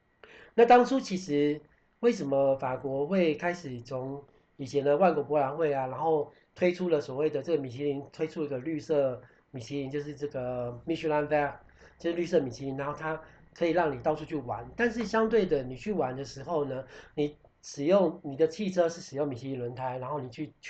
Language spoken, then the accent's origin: Chinese; Taiwan; moved away as an adult; also born or lived in France; 我们台湾人可能蛮热情的